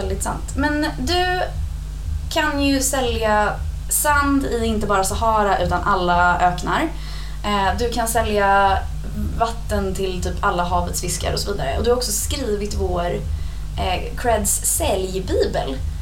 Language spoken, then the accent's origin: Swedish; Stockholm, Stockholm County, Sweden; accent: stockholmska; det är jag som är the outsider nu när jag pratar stockholmska